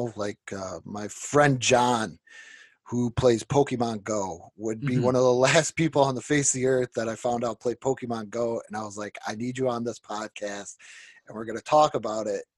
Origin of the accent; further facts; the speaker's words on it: Niagara Falls, New York, United States; I'm from Niagara Falls